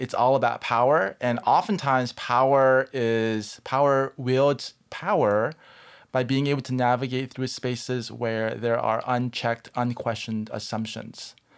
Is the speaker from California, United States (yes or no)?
yes; Southern California, United States; I grew up in Southern California and I grew up in a Korean American church